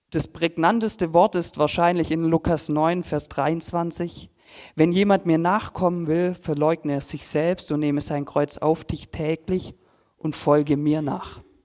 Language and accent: German; Filderstadt, Baden-Württemberg, Germany; ich komme aus Filderstadt Silming, bin dort eigentlich groß geworden und aufgewachsen